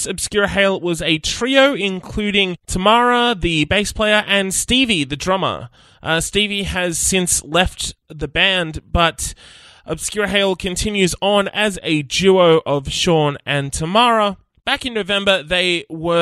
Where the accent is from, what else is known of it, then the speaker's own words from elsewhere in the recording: Nowra, New South Wales, Australia; our collective upbringing, growing up in Nowra